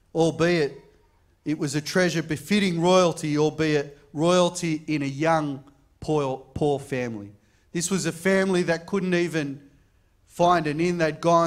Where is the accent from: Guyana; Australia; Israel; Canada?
Australia; Camperdown, New South Wales; born there; I was born in King George V Hospital in Camperdown.